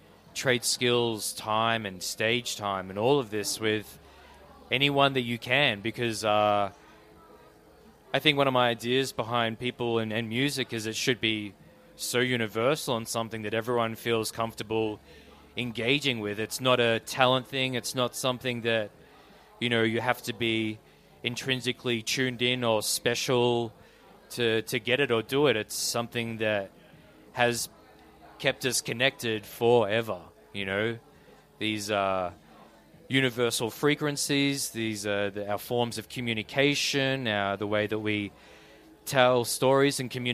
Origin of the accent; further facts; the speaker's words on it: East Gippsland, Victoria, Australia; moved away; I grew up in Kirirap, down deep southeast.